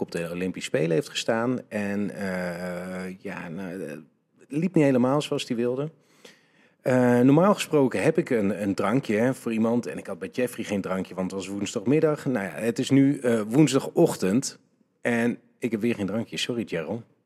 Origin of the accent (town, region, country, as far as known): Netherlands